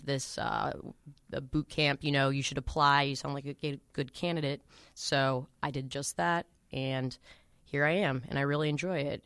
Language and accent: English; Boston, Massachusetts, United States; also born or lived in Newton; I'm from Boston. I've been living at home in Newton.